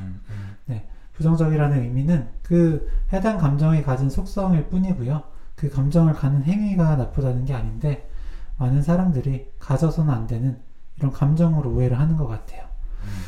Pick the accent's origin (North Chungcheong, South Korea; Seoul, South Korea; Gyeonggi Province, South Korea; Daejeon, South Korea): North Chungcheong, South Korea; Cheongju; accent: Chungcheong dialect; moved away; 청주에서 학교 다녔잖아요